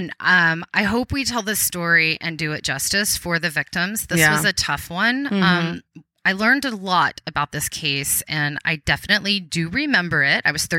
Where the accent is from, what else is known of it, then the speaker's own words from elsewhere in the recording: Texas, United States; growing up in Texas, I pronounce it. So I'll probably say Salado.